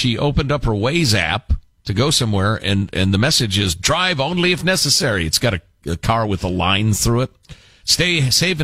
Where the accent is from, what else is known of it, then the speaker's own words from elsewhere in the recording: Chicago, Illinois, United States; now in California, United States; I'm from Chicago, where I grew up.